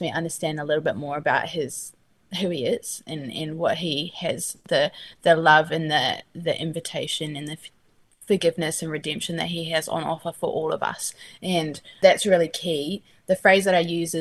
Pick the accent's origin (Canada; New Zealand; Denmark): New Zealand; moved away as an adult; also born or lived in Australia; now in California, United States; So I grew up in New Zealand. I'm a Kiwi through and through.